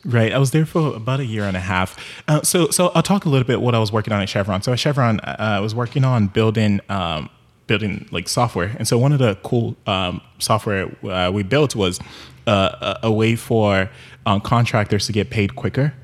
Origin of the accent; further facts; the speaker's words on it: Nigeria; moved away; also born or lived in Houston; growing up in Nigeria